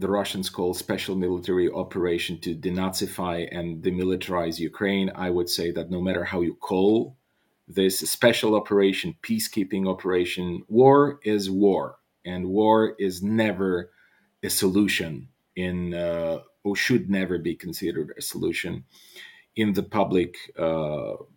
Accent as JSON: {"language": "English", "country": "Bulgaria", "said": "I'm by birth, I'm Bulgarian, and I come from Bulgaria, from a country in the Balkans"}